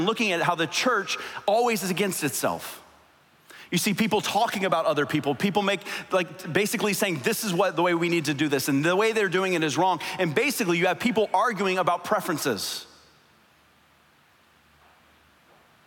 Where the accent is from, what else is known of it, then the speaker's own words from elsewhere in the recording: South Florida, United States; I grew up in South Florida